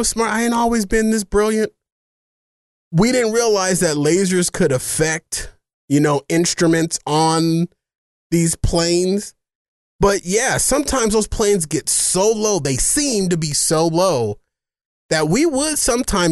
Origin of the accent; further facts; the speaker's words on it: Phoenix, Arizona, United States; I grew up in the Matthew Hinton Projects. And we are in the direct path of Sky Harbor.